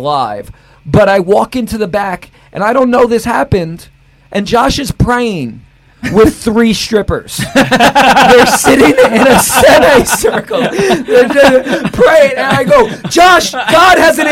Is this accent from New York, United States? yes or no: yes; New York City, New York, United States; the building I grew up in Queens.